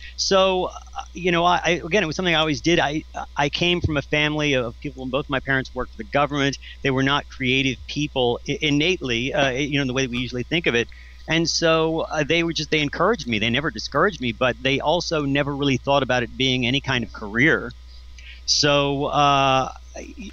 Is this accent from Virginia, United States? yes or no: yes; Richmond, Virginia, United States; moved away; I'm from Richmond, Virginia